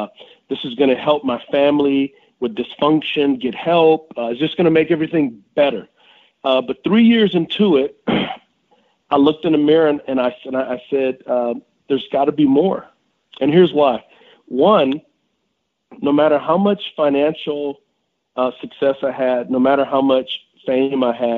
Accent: San Antonio, Texas, United States; I grew up in San Antonio, Texas, and I grew up on the West Side

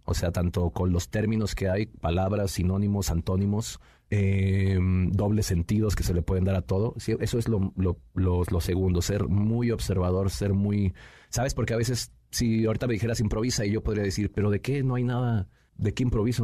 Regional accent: Nezahualcóyotl, State of Mexico, Mexico; vivía yo ahí en Ciudad Neza, bueno, la mayoría de gente sabe que soy originario del Estado de México, ahí de Ciudad Nezahualcóyotl

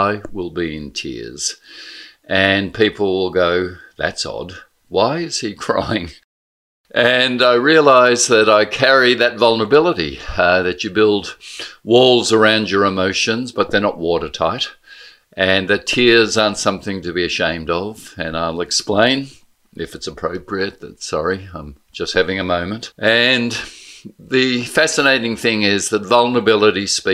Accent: Blackburn, Victoria, Australia; also born or lived in St Kilda; my kids' upbringing is so profoundly different to mine in safe Blackburn, in Main Street Blackburn

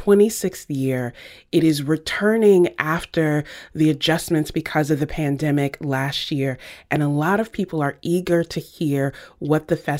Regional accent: the South, United States; I grew up in the South

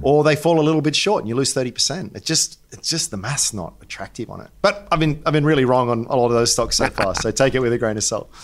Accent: Australia; even as an Australian

